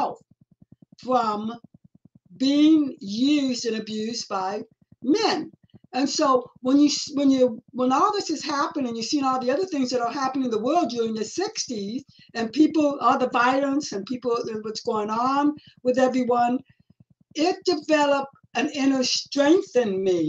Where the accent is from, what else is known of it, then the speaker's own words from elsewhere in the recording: Los Angeles, California, United States; also born or lived in Hawaii / Nevada / Westlake Village; I was born and raised in Los Angeles